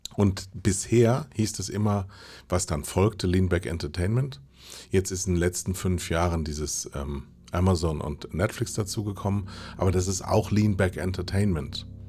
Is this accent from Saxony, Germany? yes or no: no; Mettmann, North Rhine-Westphalia, Germany; Das Ganze in der Nähe von Mettmann. Da komme ich nämlich her